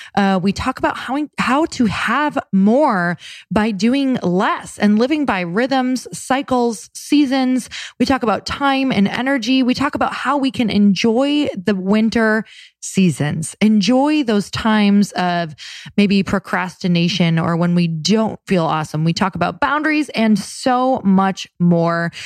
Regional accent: Midwest, United States; moved away; also born or lived in West Coast; I'm from the Midwest.

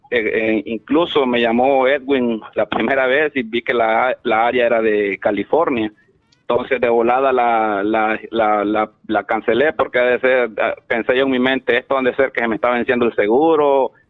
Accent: Honduras; moved away; Yo soy de Honduras, vos.

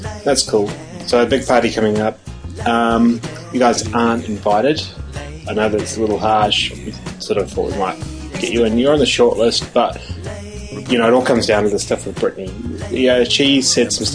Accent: New Zealand; now in Australia; I'm actually a New Zealander. Okay, I'm not an Australian. I'm a New Zealander. I live in Australia

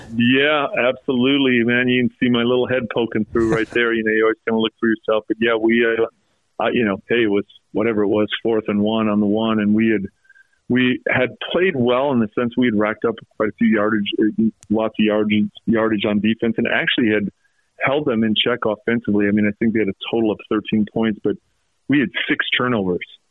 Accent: North Salt Lake or Bountiful, Utah, United States; I grew up in in North Salt Lake or Bountiful

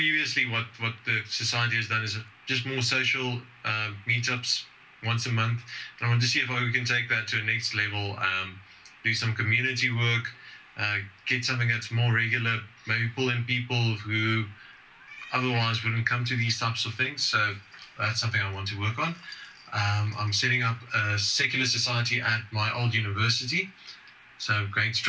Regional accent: South Africa; the only secular society we have in South Africa. Today, I actually hosted the first meetup in my hometown

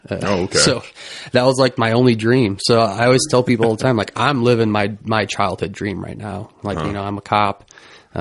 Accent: St. Ansgar, Iowa, United States; I grew up in St. Ansgar. So I'm from Mitchell County originally

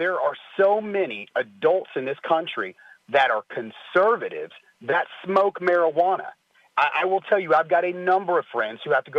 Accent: Texas, United States; I'm a Texan like you

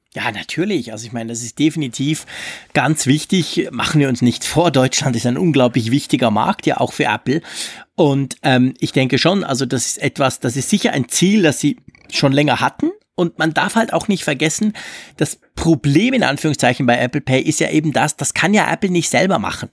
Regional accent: Switzerland; bei uns in der Schweiz

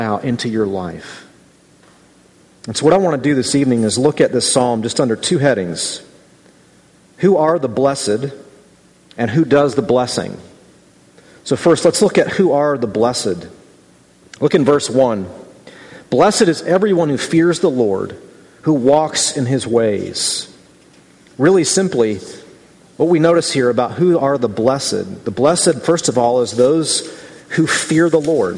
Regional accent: Midwest, United States; as a Midwesterner

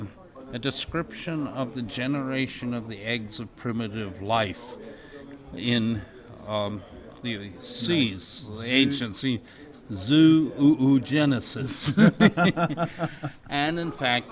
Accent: United States; now in England; I'm American living in England, so my pronunciation is very suspicious

